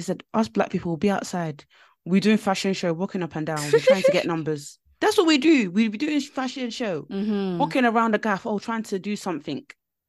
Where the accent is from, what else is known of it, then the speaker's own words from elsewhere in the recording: Nigeria; Now, I'm upset because I'm Nigerian and I'm Yoruba as well, where … is from.